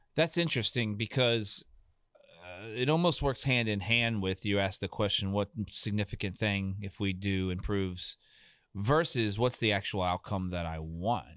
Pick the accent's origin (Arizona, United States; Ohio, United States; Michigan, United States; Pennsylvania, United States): Ohio, United States; we're from Ohio and it was five one three